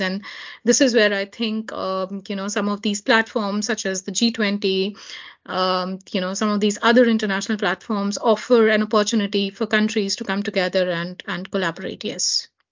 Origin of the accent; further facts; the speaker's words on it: Jammu and Kashmir, India; this happens right in my home state